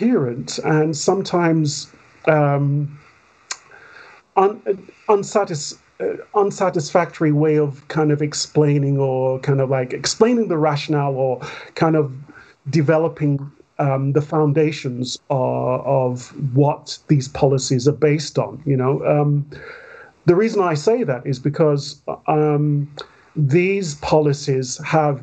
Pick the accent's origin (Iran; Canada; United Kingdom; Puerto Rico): United Kingdom; London; I grew up, I was born in Wandsworth, but I grew up mostly in Stockwell, Peckham, and then Camberwell, and basically Southwest London and Southeast London